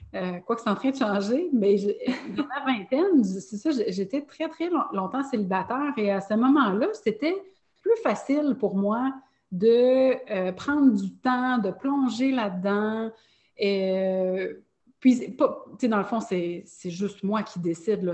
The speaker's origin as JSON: {"language": "French", "town": "Longueuil", "region": "Quebec", "country": "Canada", "tie": "born or raised there", "said": "j'ai grandi à Longueuil."}